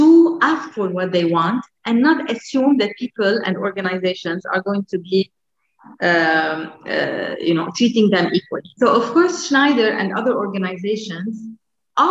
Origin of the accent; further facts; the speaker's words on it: Lebanon; moved away; in Lebanon, my home country